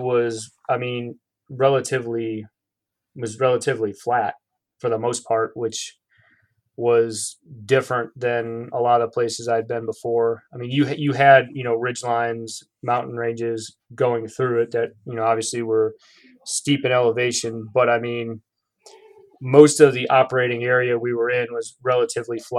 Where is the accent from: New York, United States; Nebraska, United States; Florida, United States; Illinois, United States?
Illinois, United States; moved away as an adult; growing up in Illinois